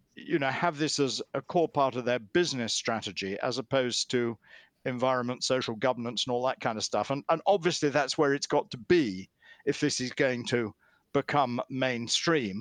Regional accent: United Kingdom; In my own country, in the UK

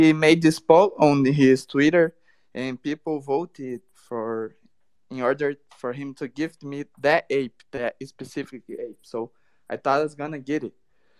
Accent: Brazil; Nah, bro, I'm from Brazil, South America.

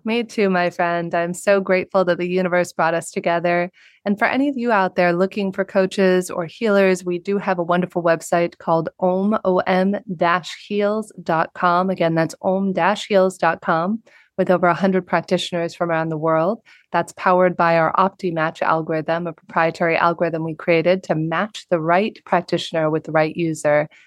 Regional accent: Southern California, United States; a young girl growing up in the United States in Southern California

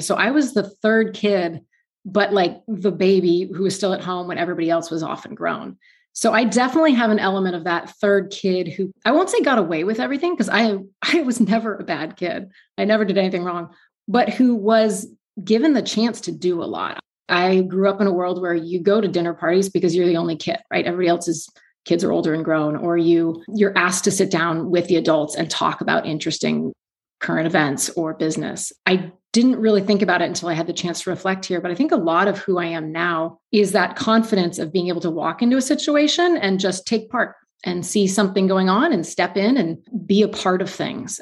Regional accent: East Bay, San Francisco Bay Area, California, United States; also born or lived in Hanover, New Hampshire; I grew up in the East Bay in California, in the San Francisco Bay Area.

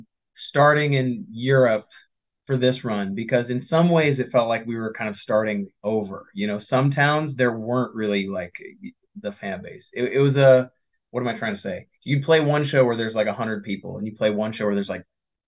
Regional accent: United States

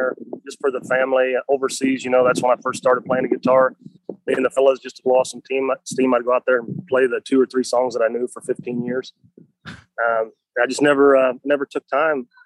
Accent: Craig, Missouri, United States; Northwest Missouri, a little town called Craig, population of about 250.

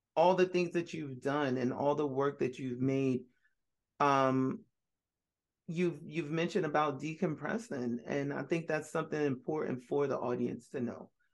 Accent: New York City, New York, United States; I was born in Brooklyn

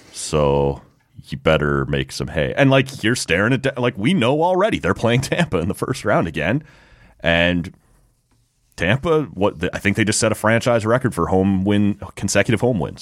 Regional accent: Oshawa, Ontario, Canada; I grew up in Oshawa

